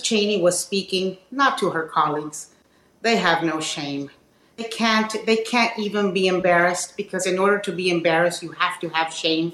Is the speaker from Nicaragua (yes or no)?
yes; Nicaragua; now in Miami, United States; I grew up in Nicaragua and I fled communism and populism. And I live in Miami